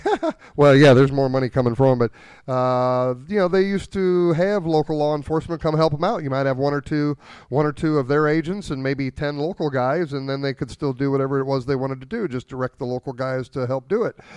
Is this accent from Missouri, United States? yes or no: yes; New Haven, Missouri, United States; I grew up down in Franklin County around, uh, New Haven, in between New Haven and Herman